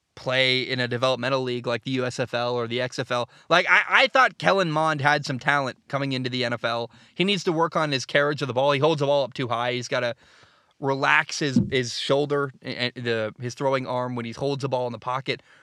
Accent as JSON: {"language": "English", "region": "Oregon", "country": "United States", "said": "I live in the Northwest. I'm from Oregon."}